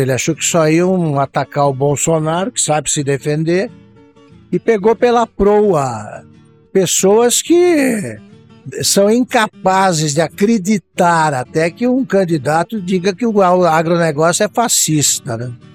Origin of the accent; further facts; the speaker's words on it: interior of São Paulo, Brazil; eu sou de uma cidade do interior de São Paulo